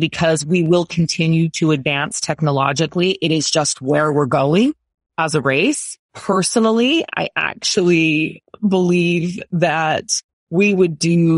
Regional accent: United States; I'm American

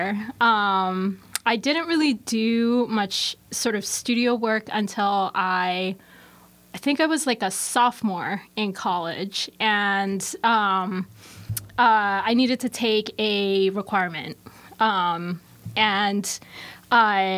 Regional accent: Hong Kong; now in Baltimore, United States; I'm from Hong Kong originally

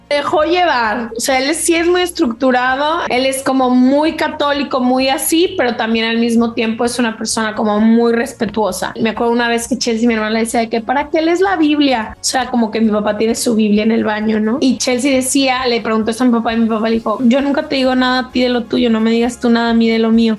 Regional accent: Guadalajara, Jalisco, Mexico; Crecí, nací en Guadalajara, Jalisco, que es la segunda ciudad más grande de México

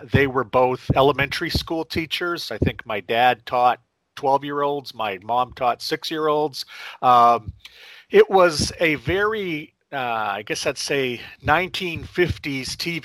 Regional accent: central Maine, United States; also born or lived in Tokyo, Japan; I grew up in central Maine

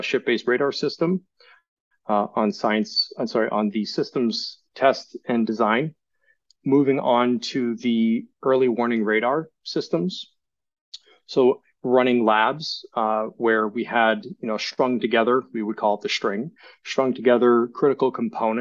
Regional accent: Sabattus, Maine, United States; I grew up in Sebattis, Maine

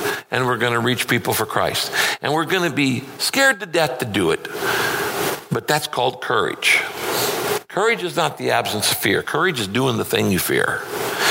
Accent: Northern California, United States; I grew up in Northern California.

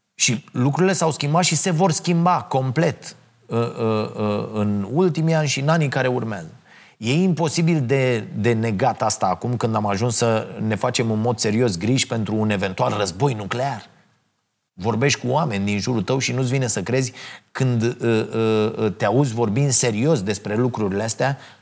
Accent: Romania; mândru că sunt român

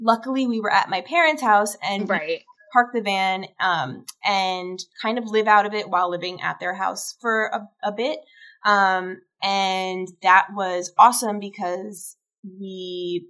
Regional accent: New York, United States; moved away as an adult; now in Colorado, United States; we're originally from New York and we had moved to Colorado

